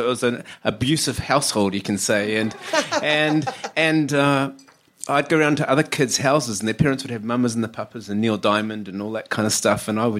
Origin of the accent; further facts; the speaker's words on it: New Zealand; now in United Kingdom; I should confess before anyone kind of twigs it from my accent that I come from down under. Never done. I'm a Kiwi.